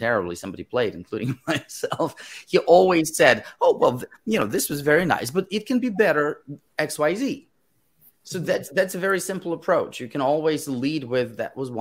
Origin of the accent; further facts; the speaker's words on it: Moscow, Russia; first language Russian; English is a second language; moved away; when I was growing up in Moscow, I had amazing teachers